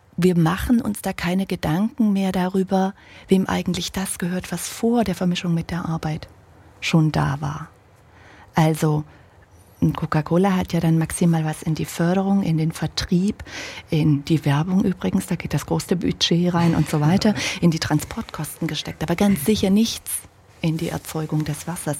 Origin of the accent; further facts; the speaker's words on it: Germany; ich bin ja ein Kind der DDR. Hm an, in einem kleinen Dorf aufgewachsen, 500 Meter von, vom Sperrgebiet